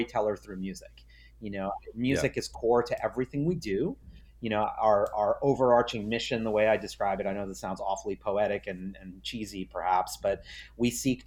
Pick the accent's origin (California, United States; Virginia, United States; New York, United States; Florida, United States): New York, United States; New York City; I grew up in New York City